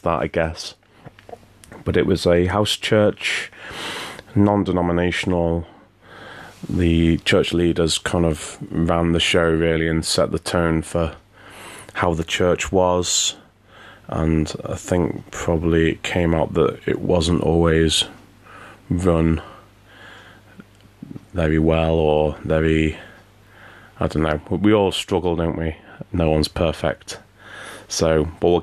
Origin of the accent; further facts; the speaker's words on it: the Wirral, North West England, United Kingdom; moved away; I grew up on the Wivel